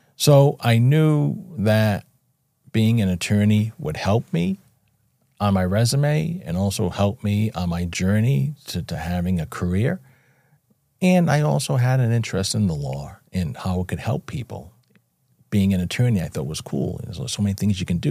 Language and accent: English; Fall River, Massachusetts, United States; Born and raised in Fall River, Massachusetts, a small city about an hour south of Boston